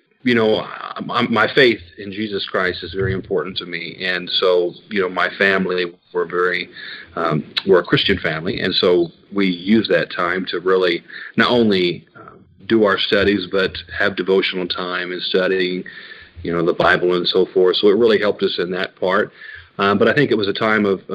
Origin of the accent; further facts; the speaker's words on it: near Evansville, southern Indiana, United States; I grew up in southern Indiana, down by Evansville, if people are familiar with the area, not far from the Kentucky state line